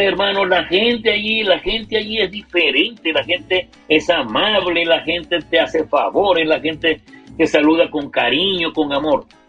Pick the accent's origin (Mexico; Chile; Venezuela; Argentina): Venezuela; Maracaibo, Zulia; Angelita y yo que somos de Maracaibo